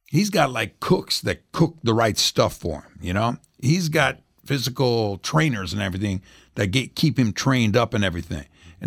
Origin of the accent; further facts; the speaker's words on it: Indianapolis, Indiana, United States; I grew up in Indianapolis